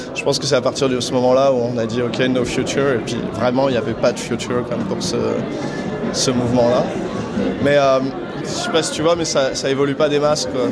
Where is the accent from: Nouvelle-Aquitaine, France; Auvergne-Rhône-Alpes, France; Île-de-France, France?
Île-de-France, France; Neuilly-sur-Seine; moi j'ai grandi à Neuilly-sur-Seine